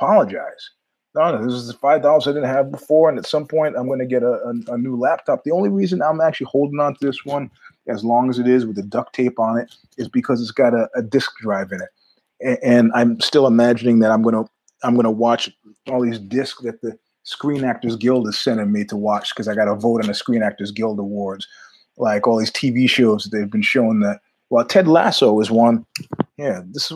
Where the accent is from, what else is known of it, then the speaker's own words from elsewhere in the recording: New York, United States; I'm a New Yorker